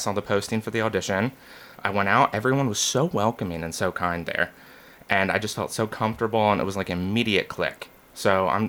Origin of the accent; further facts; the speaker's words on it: Philadelphia, Pennsylvania, United States; moved away as an adult; now in Nashville, United States; So I'm originally from the Philadelphia, Pennsylvania area.